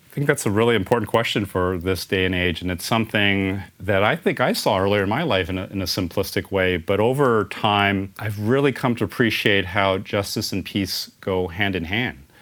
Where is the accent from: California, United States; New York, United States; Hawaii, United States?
California, United States; San Francisco; born and raised in San Francisco